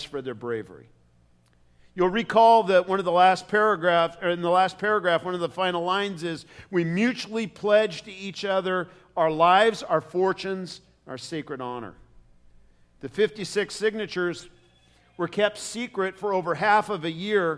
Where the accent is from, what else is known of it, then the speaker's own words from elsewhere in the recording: United States; I love being an American